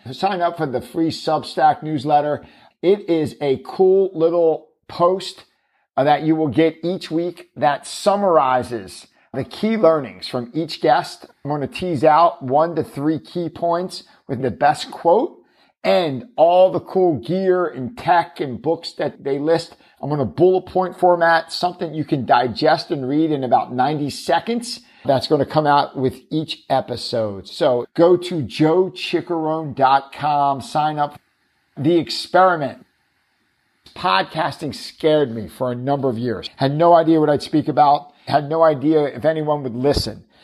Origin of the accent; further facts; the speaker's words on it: Philadelphia, Pennsylvania, United States; my hometown of Philly